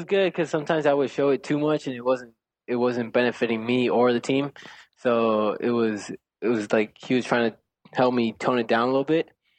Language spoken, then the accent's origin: English; Alton, Texas, United States; moved away as an adult; now in New York, United States; I grew up in Texas.